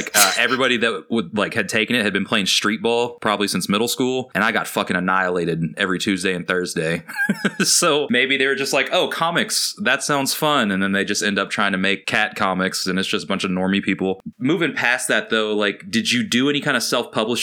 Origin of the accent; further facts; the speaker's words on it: Kentucky, United States; I'm from Kentucky